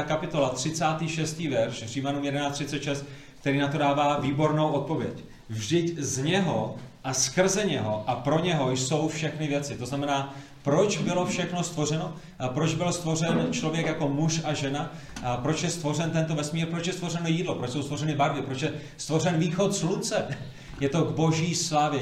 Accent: Prague, Czechia; moved away; původně jsem z Prahy, z pražského sboru na Vinohradech

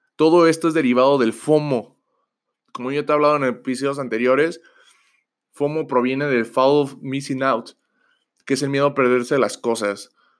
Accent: Mexico; nosotros que somos de mexicanos

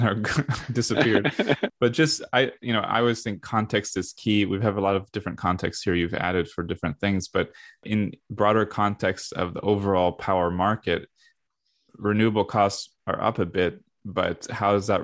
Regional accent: United States; being American

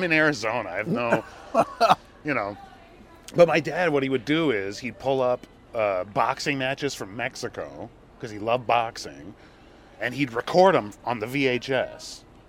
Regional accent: Jakarta, Indonesia; also born or lived in Hong Kong; I was born in Hong Kong, but I went to high school in Jakarta.

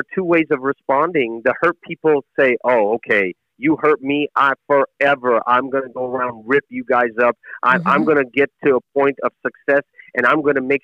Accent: Chattanooga, Tennessee, United States; also born or lived in Jerusalem; when I was a kid growing up in Chattanooga, Tennessee

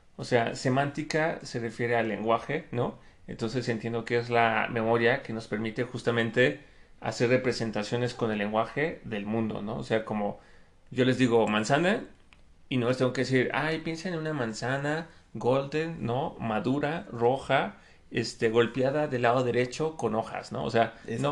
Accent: Mexico; los tailandeses se parecen mucho a los mexicanos

